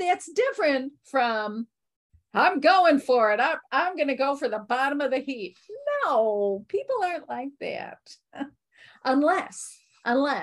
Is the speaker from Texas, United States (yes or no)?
no; Chicago, Illinois, United States; I'm from Chicago